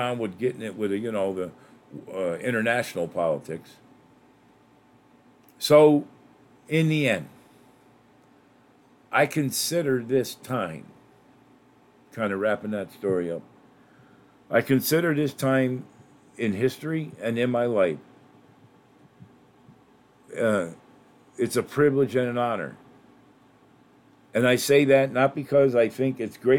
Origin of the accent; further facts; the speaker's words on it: Northeast, United States; I grew up in the Northeast where they're, you know, always the occasion of horrendous snowstorms